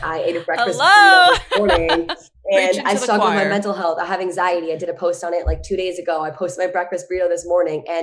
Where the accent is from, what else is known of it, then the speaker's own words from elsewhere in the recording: Virginia, United States; moved away; I'm from Virginia